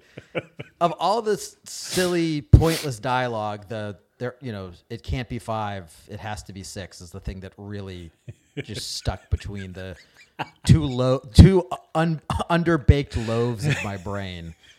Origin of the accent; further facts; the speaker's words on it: New England, United States; moved away; also born or lived in Indiana; growing up in New England.